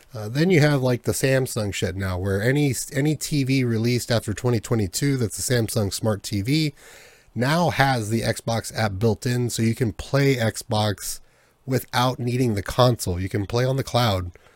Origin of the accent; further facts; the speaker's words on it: United States; I'm American